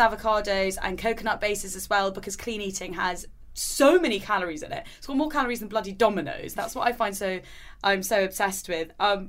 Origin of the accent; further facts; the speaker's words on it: United Kingdom; we're British